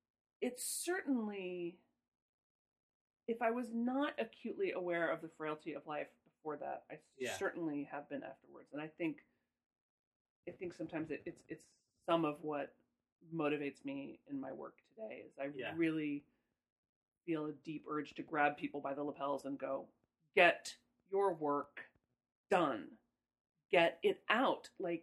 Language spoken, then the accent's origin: English; Midwest, United States; I'm from the Midwest. Don't get between me and my dairy products.